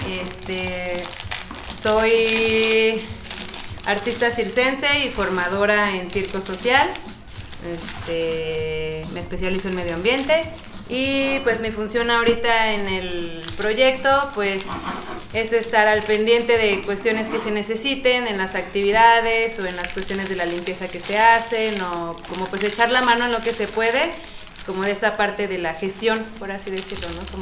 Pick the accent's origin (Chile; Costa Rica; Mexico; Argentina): Mexico; Guadalajara, Jalisco; born there; also born or lived in Mexico City / Monterrey / Acapulco / Guanajuato; Nací en Guadalajara, luego me fui a vivir a Ciudad de México, luego a Monterrey y después a Acapulco y luego me vine para, para Guanajuato.